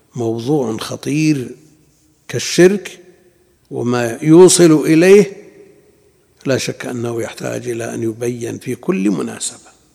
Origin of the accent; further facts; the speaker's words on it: Najd, Saudi Arabia; عندنا في نجد